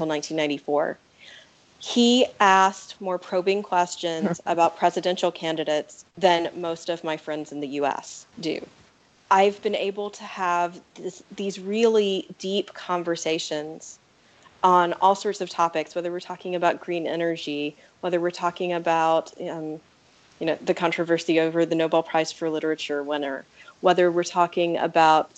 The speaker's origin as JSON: {"language": "English", "country": "United States", "also_born_or_lived": "Weimar, Germany", "said": "I was also one of, I think, 6 Americans registered in Weimar"}